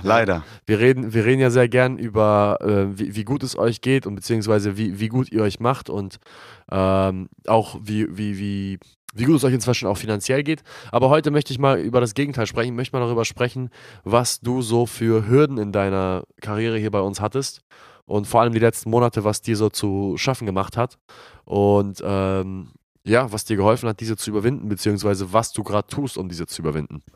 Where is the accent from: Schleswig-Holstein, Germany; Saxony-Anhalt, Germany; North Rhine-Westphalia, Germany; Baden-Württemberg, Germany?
Schleswig-Holstein, Germany; Glinde; Die goldenen Zeiten in Glinde damals in meiner Heimatstadt